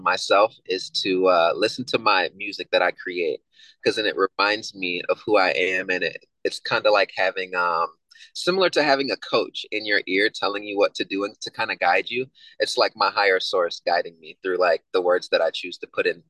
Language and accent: English; Evanston, Illinois, United States; I grew up in Evanston, Illinois, which is like right next to Chicago.